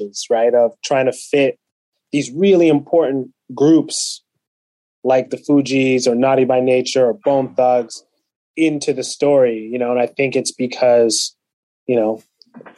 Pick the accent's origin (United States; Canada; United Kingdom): Canada; London, Ontario; also born or lived in Kenya; my hometown of London, Ontario